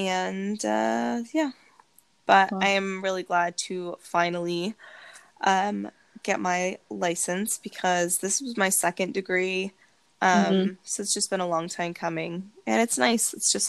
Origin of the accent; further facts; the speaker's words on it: Massachusetts, United States; now in Tennessee, United States; my home state of Massachusetts